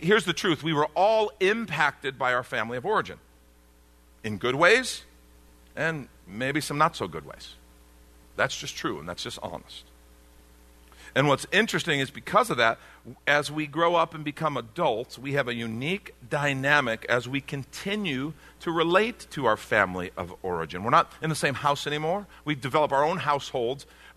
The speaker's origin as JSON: {"language": "English", "country": "United States", "said": "growing up in the States"}